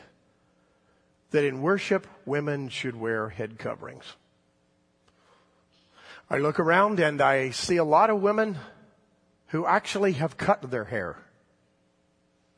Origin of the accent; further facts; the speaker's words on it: the South, United States; I grew up in the South in the 1960s